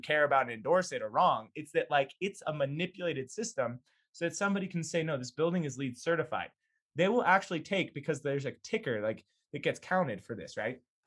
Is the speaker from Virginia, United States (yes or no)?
no; Boulder area, Colorado, United States; I grew up ten minutes away